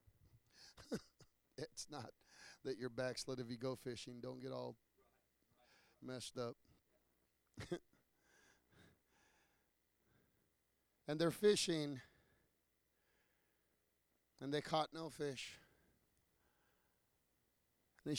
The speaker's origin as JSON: {"language": "English", "country": "United States", "said": "I'm American"}